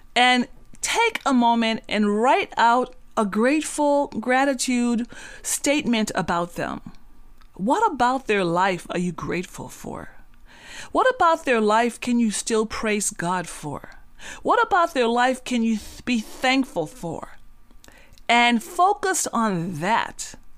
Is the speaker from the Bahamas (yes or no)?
yes; Cat Island, Bahamas; moved away; I'm from the Bahamas, and so I was born on a very small island, um, bought, bought up a, on a very small island in the Bahamas called Cat Island